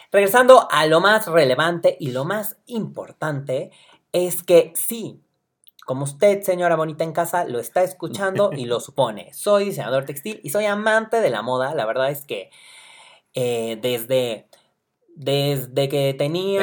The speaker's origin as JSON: {"language": "Spanish", "region": "Puebla", "country": "Mexico", "said": "Soy poblano"}